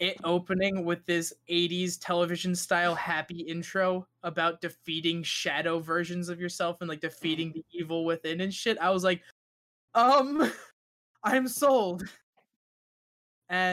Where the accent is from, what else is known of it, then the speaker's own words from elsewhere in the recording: United States; I'm American